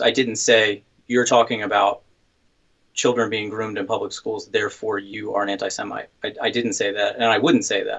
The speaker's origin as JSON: {"language": "English", "region": "the South", "country": "United States", "tie": "born or raised there", "said": "grew up in the South, as did"}